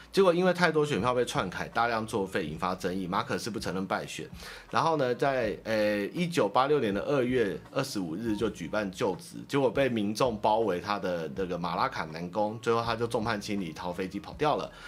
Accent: Taiwan; 我们台湾人

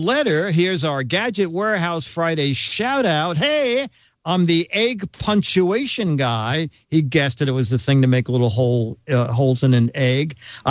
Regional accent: Norway; English is a second language; Close. I'm from Norway.

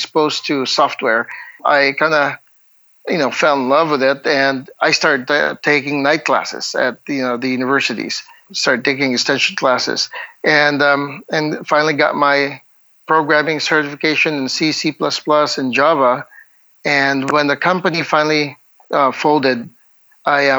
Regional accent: Bacolod, Western Visayas, Philippines; born and raised in Bacolod City, which is, Negros Occidental

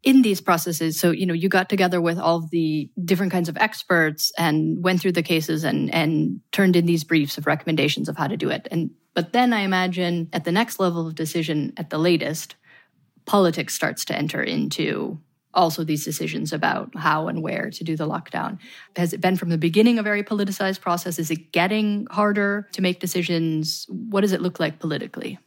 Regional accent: Michigan, United States; I'm from Michigan, for example, which is one of the harder hit regions in the United States

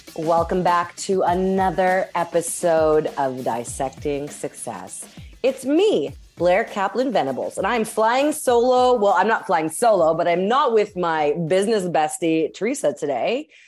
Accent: Winnipeg, Manitoba, Canada; I'm actually currently recording this from my hometown in Winnipeg

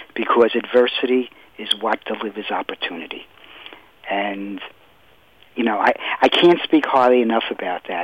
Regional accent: New York City, New York, United States; I grew up in Brooklyn, New York.

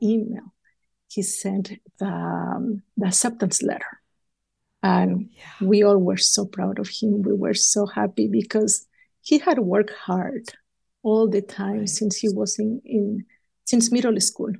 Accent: Maryland, United States; We are from Maryland. We live in Maryland.

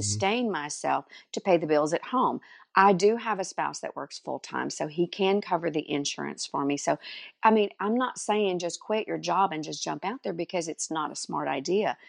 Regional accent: Dallas, Texas, United States; now in Canton, United States; I was actually born in Dallas, Texas, and, uh, Mom and Dad had a home in the country, one here in Canton where we live now and one in in Dallas, so I went to school in Dallas

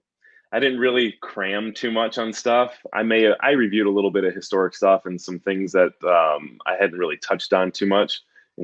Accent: outside of Detroit, Michigan, United States; growing up outside of Detroit, Tigers, Lions, U of M, Wings, Pistons, all that.

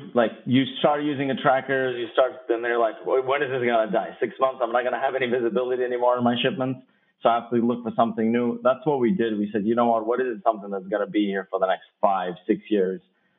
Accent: Kosovo; moved away; I'm originally from Kosovo

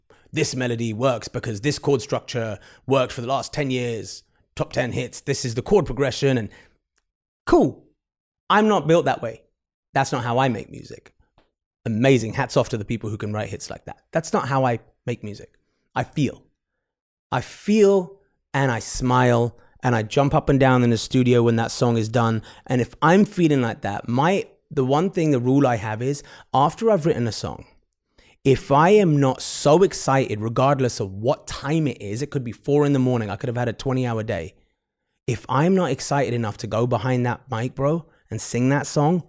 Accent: England, United Kingdom; I think a lot of the Asian kids in England growing up, if you're growing up in England, you're listening to, you know, probably R&B and hip hop, which is very common for us.

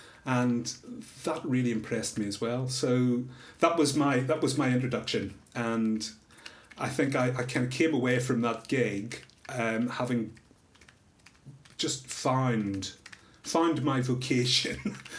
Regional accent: Northern Ireland, United Kingdom; I was growing up in Northern Ireland, where there was a lot of other crap that people had to deal with.

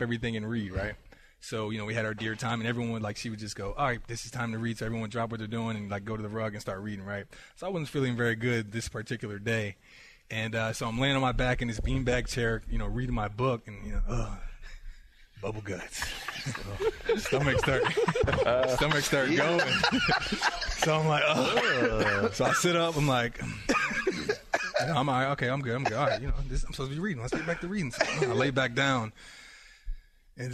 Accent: Hershey, Pennsylvania, United States; I grew up in Hershey

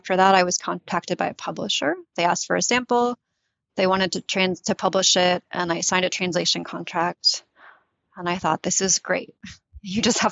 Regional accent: United States; first language English; also born or lived in Tunisia; I ended up in the US when I was 8. And I was raised in the US. So my mother tongue is English

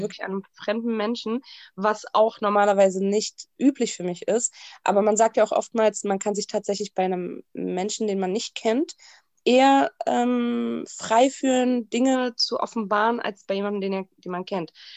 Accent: Berlin, Germany; ich bin Berlinerin, das sage ich mal ganz stolz

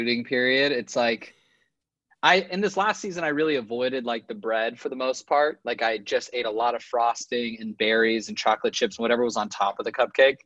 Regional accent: Los Angeles, California, United States; I'm from

